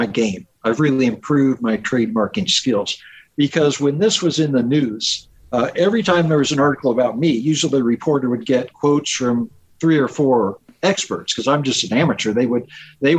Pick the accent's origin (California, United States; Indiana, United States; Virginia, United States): Indiana, United States; moved away; also born or lived in Seattle; I'm from Indiana.